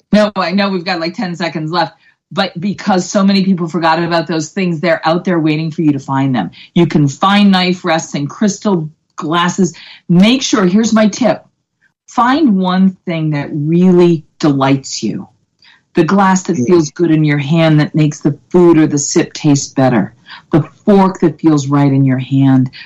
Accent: Boston, Massachusetts, United States; I'm from Boston

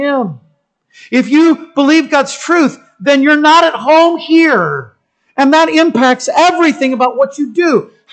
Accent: United States; I'm a Christian who happens to be an American

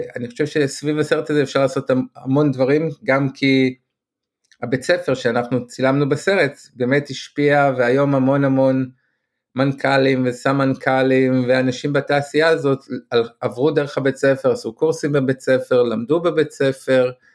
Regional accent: Israel; accent: Israeli; המבטא הישראלי שלי

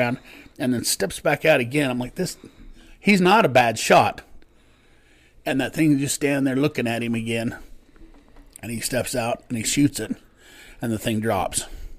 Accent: Preston, Idaho, United States; moved away; I'm from Idaho, which is I'm actually from Preston, where they did that Napoleon Dynamite movie

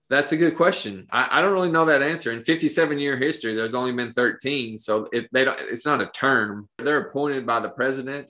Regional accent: Pineville, United States; moved away; growing up in Pineville, in Appalachia

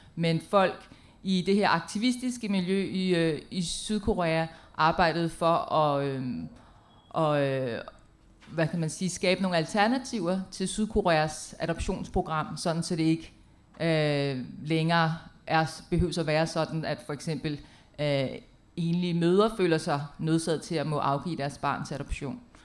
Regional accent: Denmark; jeg er fra Danmark

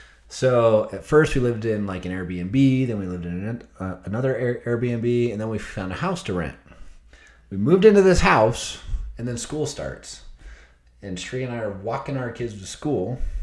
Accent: Stansbury Park, Utah, United States; no, we don't claim Tooele. We're from Stansbury Park, which is Tooele County.

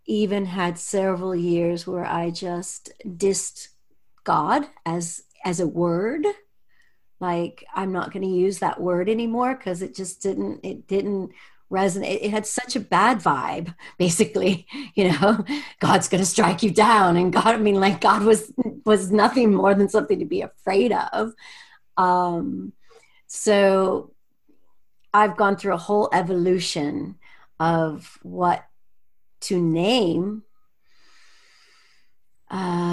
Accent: United States; moved away as an adult; also born or lived in Europe; I grew up in the United States

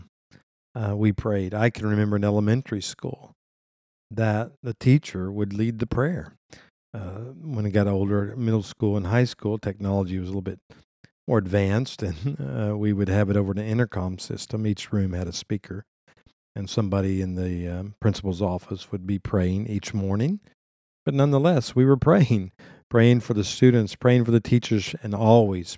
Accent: United States; as an American

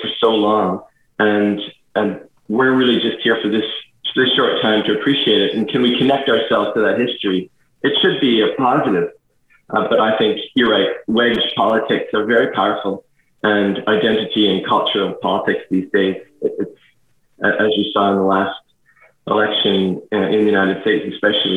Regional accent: Canada; moved away as an adult; also born or lived in France / Edmonton; now in Tasmania, Australia; I've grown up in Canada, of course, and then our family were briefly immigrants in France, and now here we are in Tasmania, Australia

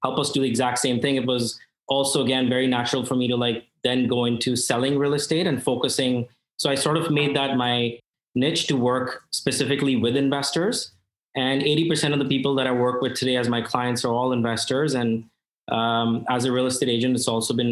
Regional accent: India; also born or lived in New York; now in Toronto, Canada; I come from India where freehold land is very difficult to get

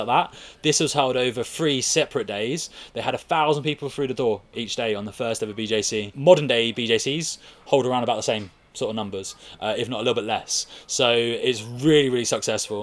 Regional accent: Brighton, South East England, United Kingdom; in Brighton, in my hometown

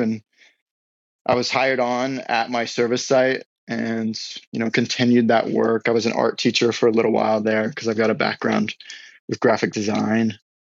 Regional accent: Newport News, Virginia, United States; also born or lived in Iowa; now in Southern California, United States; I was raised in Southeast Virginia, uh, kind of split time between Newport News area and uh, my folks were split. So I was born in Iowa, so I split time between those two states.

